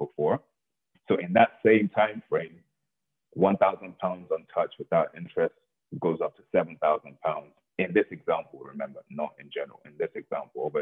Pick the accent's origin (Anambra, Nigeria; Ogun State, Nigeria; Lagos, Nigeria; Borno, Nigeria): Lagos, Nigeria; when I was born in Lagos